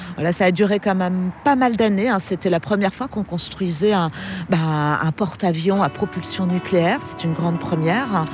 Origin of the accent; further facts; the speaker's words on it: Brest, Brittany, France; En tant que Brestoise